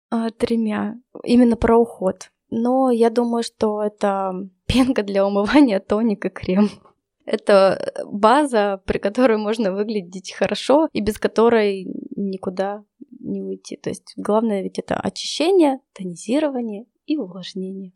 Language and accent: Russian; Yekaterinburg, Sverdlovsk Oblast, Russia; мой родной город Екатеринбург